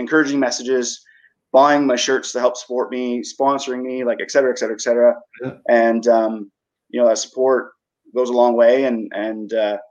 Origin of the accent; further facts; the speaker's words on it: Woodstock, Canada; moved away; I'm originally from Woodstock